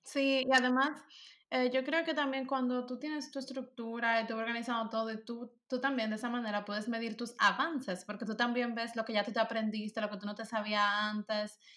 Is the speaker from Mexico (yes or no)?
no; Dominican Republic; first language Spanish; moved away as an adult; now in Germany; Cuando yo vivía allá